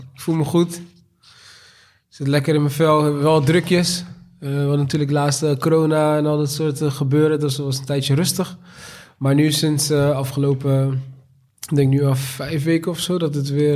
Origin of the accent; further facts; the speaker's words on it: Rotterdam, South Holland, Netherlands; geboren en getogen in Rotterdam, Delfshaven